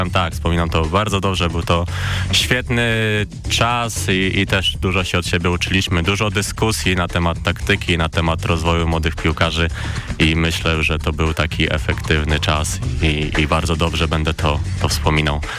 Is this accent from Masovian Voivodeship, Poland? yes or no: no; near Suwałki, Podlaskie Voivodeship, Poland; moved away as an adult; now in Poznań, Poland; Pochodzę z Suwałk, Suwałk. tak, pochodzę z małej miejscowości koło Suwałk